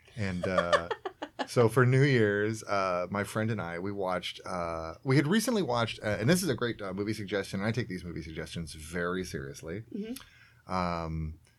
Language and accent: English; Georgia, United States; I was born in Georgia.